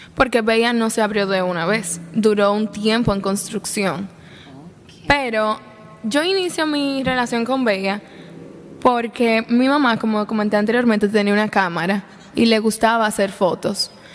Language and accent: Spanish; La Vega, Dominican Republic; yo nací y crecí en La Vega